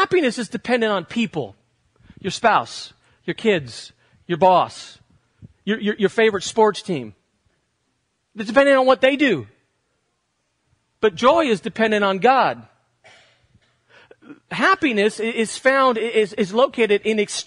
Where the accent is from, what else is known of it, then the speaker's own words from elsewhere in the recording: United States; As Americans